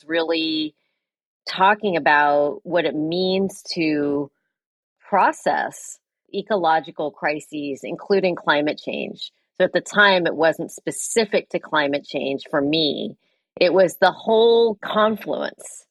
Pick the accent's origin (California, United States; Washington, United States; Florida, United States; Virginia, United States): California, United States; San Francisco Bay Area; also born or lived in East Coast / West Coast; I grew up in the San Francisco Bay Area